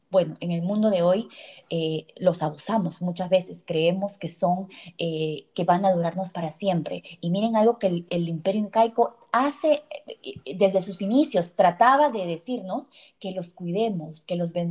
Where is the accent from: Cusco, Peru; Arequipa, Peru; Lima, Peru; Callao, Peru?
Cusco, Peru; la magia espiritual que tenemos como cultura que tenemos como peruanos, que tenemos como cusqueños.